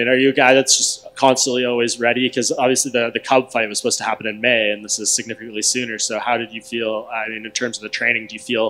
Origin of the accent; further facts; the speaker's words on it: Canada; as the Canadian in the room myself